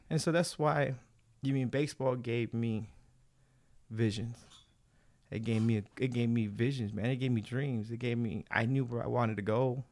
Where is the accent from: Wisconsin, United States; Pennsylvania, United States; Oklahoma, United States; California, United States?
California, United States; Baldwin Park; I grew up in Ballin Park